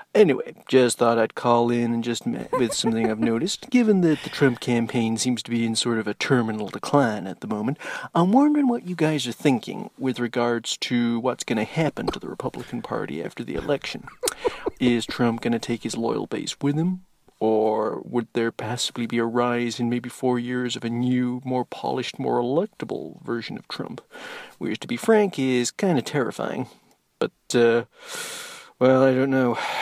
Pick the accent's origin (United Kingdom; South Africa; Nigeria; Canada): United Kingdom; from the U K